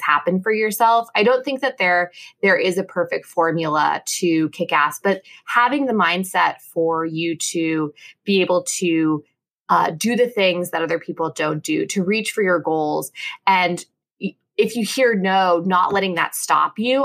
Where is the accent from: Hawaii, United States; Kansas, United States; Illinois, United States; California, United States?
Kansas, United States; I'm from Kansas